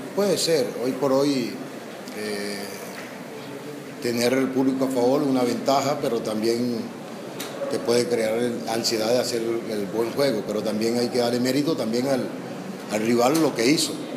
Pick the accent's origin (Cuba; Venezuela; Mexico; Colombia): Venezuela; los que somos venezolanos